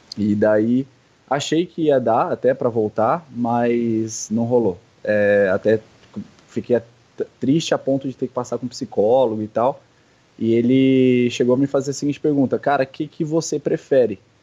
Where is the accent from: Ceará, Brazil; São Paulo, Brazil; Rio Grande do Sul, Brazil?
São Paulo, Brazil; now in Indaiatuba, Brazil; eu sou de São Paulo